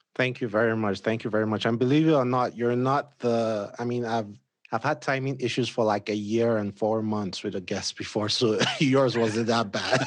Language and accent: English; Nigeria; moved away as an adult; now in United States; I moved here from Nigeria.